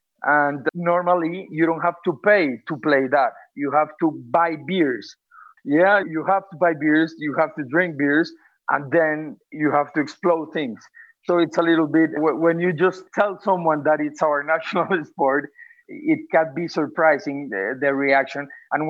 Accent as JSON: {"language": "English", "country": "Colombia", "also_born_or_lived": "Manizales", "said": "I'm from Colombia in South America. I am 35 years old. I live in a beautiful city called Manizales, which is in the mountains, in a region called the Coffee Region."}